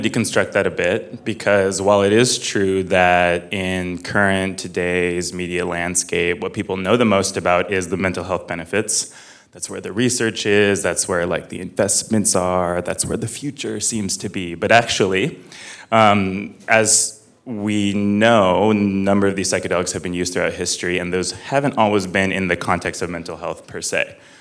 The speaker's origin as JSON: {"language": "English", "town": "Fresno", "region": "California", "country": "United States", "tie": "born or raised there", "said": "I grew up in Fresno, California"}